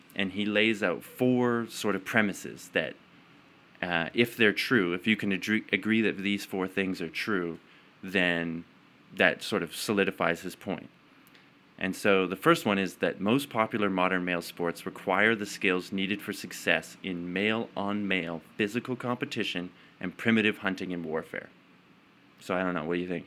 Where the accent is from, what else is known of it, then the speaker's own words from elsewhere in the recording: Calgary, Alberta, Canada; also born or lived in Edmonton; I was born in Edmonton, didn't live there very long, and then moved to Calgary.